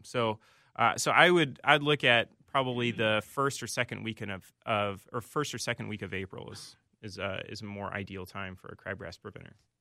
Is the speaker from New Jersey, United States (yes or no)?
no; Indiana, United States; moved away as an adult; now in Minnesota, United States; I'm originally from Indiana